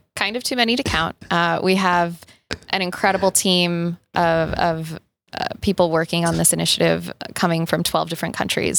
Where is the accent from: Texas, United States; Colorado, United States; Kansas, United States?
Colorado, United States; Boulder; I'm from Boulder, Colorado, and my connection to the outdoors, despite growing up in Boulder